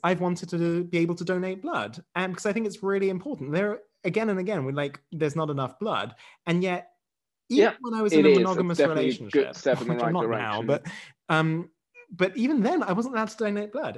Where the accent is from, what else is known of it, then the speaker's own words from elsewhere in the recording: England, United Kingdom; now in Germany; I have British heritage.